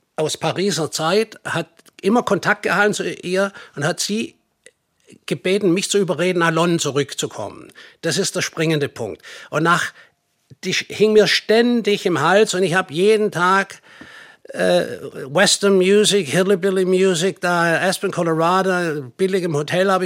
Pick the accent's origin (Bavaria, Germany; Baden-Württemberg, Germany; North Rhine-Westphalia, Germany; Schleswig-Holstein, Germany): Baden-Württemberg, Germany; Nürtingen; moved away as an adult; also born or lived in United States / Hamburg; Ich bin eigentlich ursprünglich aus Nürtingen.